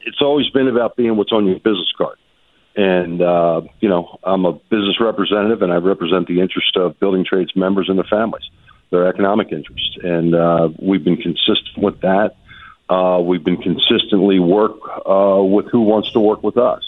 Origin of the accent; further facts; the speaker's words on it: Philadelphia, Pennsylvania, United States; as a Philadelphian